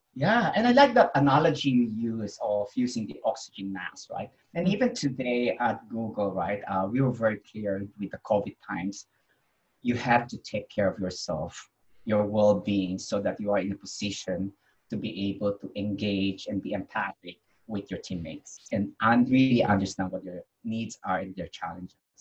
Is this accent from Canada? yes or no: no; Philippines; I was born in the Philippines